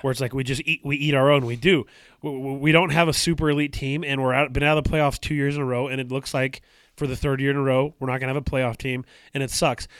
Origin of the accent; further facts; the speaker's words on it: Utah, United States; I grew up in Utah